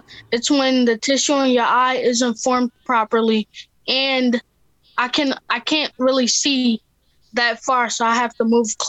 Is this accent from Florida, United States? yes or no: no; Philadelphia, Pennsylvania, United States; also born or lived in Delaware; now in Newark, United States; I was born in South Philadelphia. I go by scripture, Philippians 4:13.